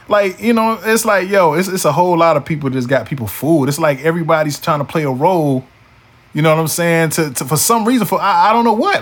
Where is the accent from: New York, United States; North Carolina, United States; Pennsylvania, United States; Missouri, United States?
North Carolina, United States; Wilson; my hometown of Wilson, North Carolina. 252